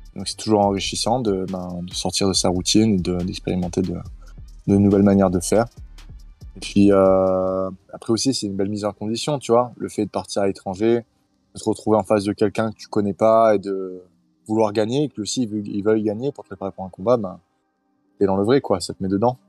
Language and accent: French; Nice, Provence-Alpes-Côte d'Azur, France; je suis né à Nice, euh, j'ai grandi à Nice et euh, je vis à Nice.